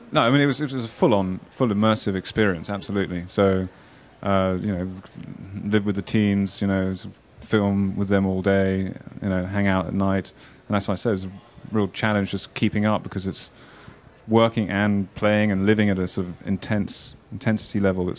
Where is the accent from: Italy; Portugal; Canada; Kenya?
Kenya; I also spent quite a bit of my life growing up in Kenya